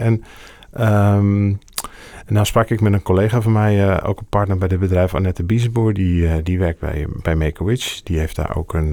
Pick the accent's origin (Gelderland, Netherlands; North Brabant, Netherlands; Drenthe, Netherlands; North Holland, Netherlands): Drenthe, Netherlands; Assen; ik ben zelf geboren in Assen